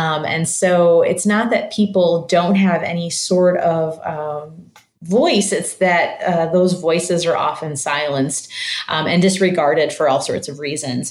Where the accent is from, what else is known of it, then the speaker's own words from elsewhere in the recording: Michigan, United States; now in St. Louis, United States; I grew up in Michigan and I live in St. Louis now